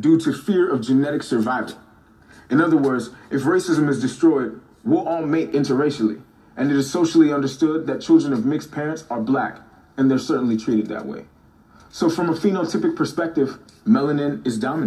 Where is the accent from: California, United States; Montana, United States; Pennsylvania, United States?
Pennsylvania, United States; Pittsburgh; also born or lived in Kenya; I was raised in East Lib, the real East Lib, in the seminary apartments